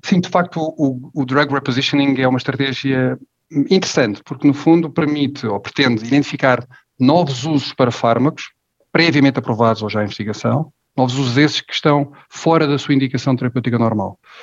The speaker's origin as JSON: {"language": "Portuguese", "country": "Portugal", "said": "sou português, 44 anos"}